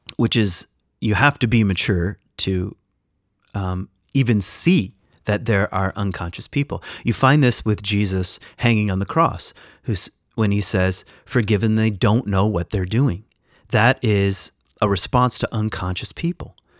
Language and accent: English; West Michigan, United States; I'm Irish and And, uh, I was, when, when my parents moved to West Michigan, I was just around Dutch people